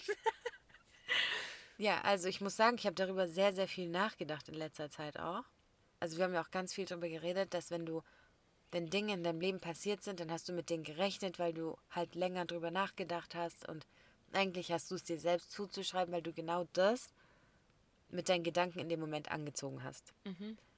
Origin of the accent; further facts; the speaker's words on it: Germany; Also für mich als Deutsche ist Jufka das eingerollte